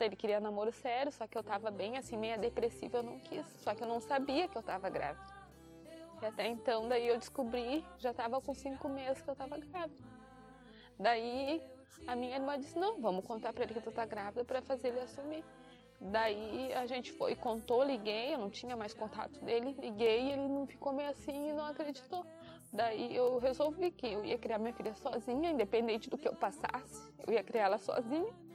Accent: Santa Maria, Rio Grande do Sul, Brazil; moved away; Eu sou natural de Santa Maria, sempre morei lá, desde criança, nasci lá, cresci lá

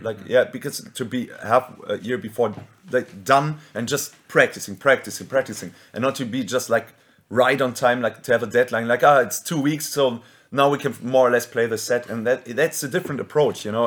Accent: Germany

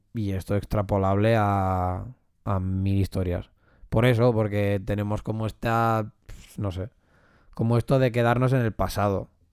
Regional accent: Catalonia, Spain; yo he nacido aquí o porque yo soy catalán

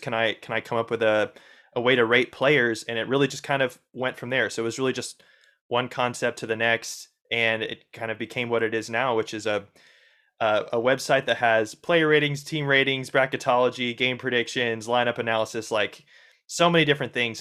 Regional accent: Indiana, United States; I grew up in Indiana

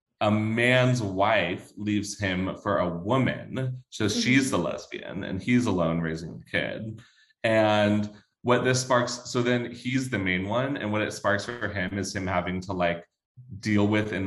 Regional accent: the South, United States; growing up in the South

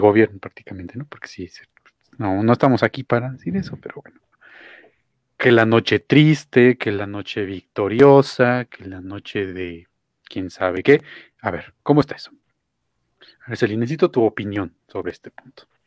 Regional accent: Mexico; para México, para nuestro país

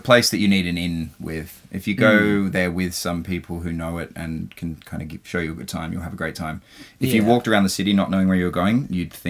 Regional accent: Adelaide, South Australia, Australia; moved away; I'm going back to my home state of South Australia and back to Adelaide

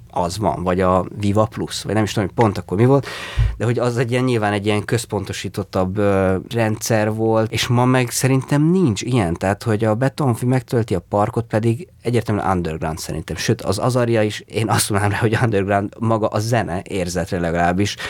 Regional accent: Székesfehérvár, Fejér, Hungary; Azt tudom, hogy Fehérváron ez már nincs. Tehát nincs az, amiben mi felnőttünk.

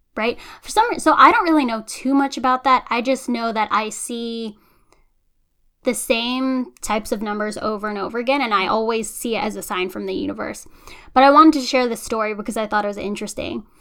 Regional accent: United States; as long as I've lived in America, which has been my entire life

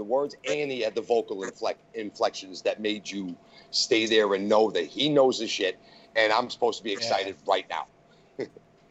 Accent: just outside Boston, Massachusetts, United States; I grew up just outside Boston

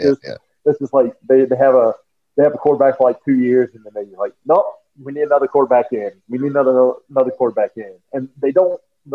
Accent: the South, United States; moved away; also born or lived in Denver, Colorado / Holloman, New Mexico; growing up in the South

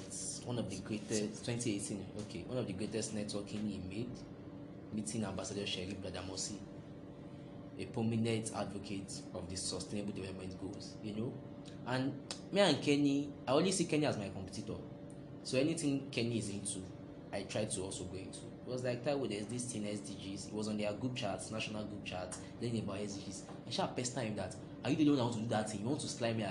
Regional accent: Lagos, Nigeria; I grew up in Bariga.

